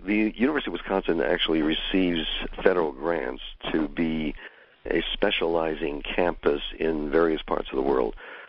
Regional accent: Iran; born there; also born or lived in India; include Farsi, which is Persian, because I was born in Iran.

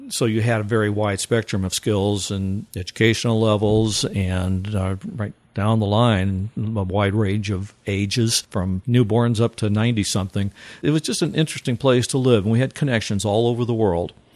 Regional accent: Missouri, United States; now in Eau Claire, United States; I grew up in Missouri, just about 60 or so miles to the east of that area.

